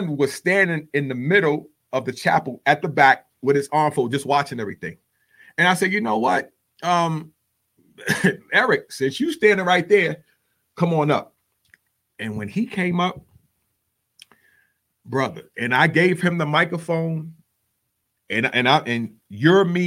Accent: New York City, New York, United States; also born or lived in Texas; now in Dallas-Fort Worth, United States; I'm from the Bronx, New York

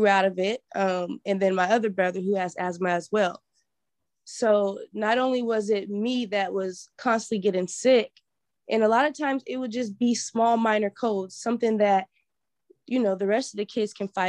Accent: Portland, Oregon, United States; also born or lived in Grambling, Louisiana; I grew up in Portland, Oregon, specifically Northeast, right around Albina

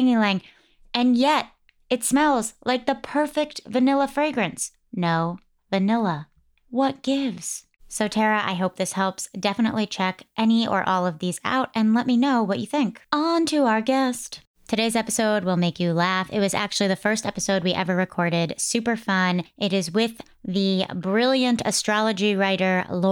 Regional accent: East Coast, United States; I grew up on the East Coast

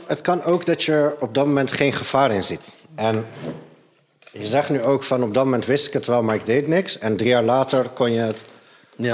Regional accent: Het Gooi, North Holland, Netherlands; Ik ben opgegroeid in het gooi

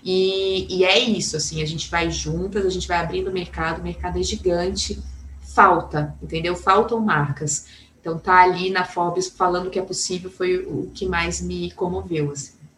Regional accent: São Gonçalo do Sapucaí, Minas Gerais, Brazil; moved away; eu venho de uma cidade do sul de Minas chamada São Gonçalo Sapucaí, é uma cidade super conservadora.

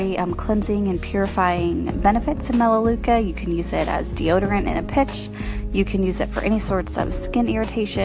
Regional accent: Corpus Christi, Texas, United States; I am from Corpus Christi and surrounding

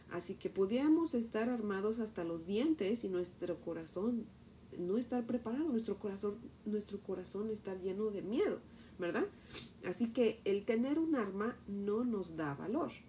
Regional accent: Mexico; por ejemplo, yo que soy de México, cuando te regreses a México, pues te lleves mis huesos

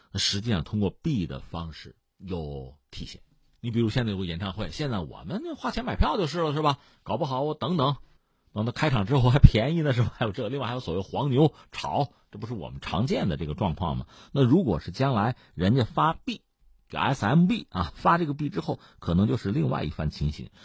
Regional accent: China; 你说我们中国人看着围观旁观，

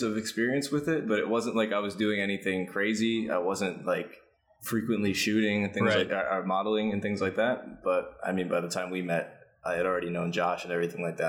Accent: New Jersey, United States; moved away as an adult; also born or lived in New York; now in Manila, Philippines; this is in Jersey, my hometown

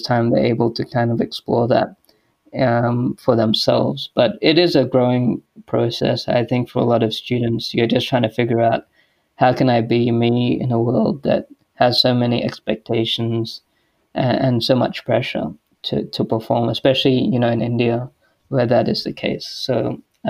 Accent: Australia; also born or lived in United States; I was born and raised here in Australia.

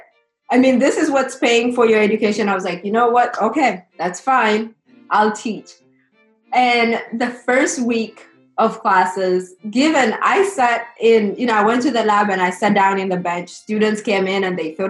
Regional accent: Kenya; moved away as an adult; also born or lived in Alabama, United States; now in New Orleans, United States; grew up in Kenya and went to high school and came to the U.S. post-secondary to study in college.

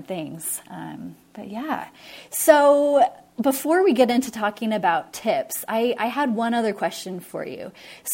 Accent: Washington, United States; now in Utah, United States; I grew up in Washington State

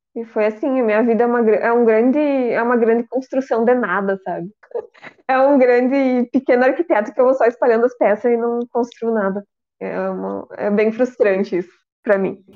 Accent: Rio Grande do Sul, Brazil; eu sou do Rio Grande do Sul

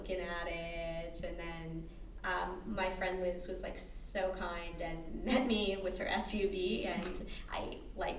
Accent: Alberta, Canada; now in Chicago, United States

